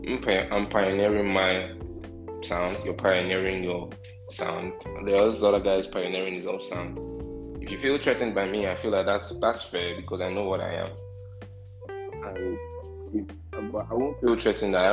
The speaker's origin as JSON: {"language": "English", "country": "Nigeria", "said": "I wouldn't say I wouldn't say I'm the typical or the average, you know, Nigerian man."}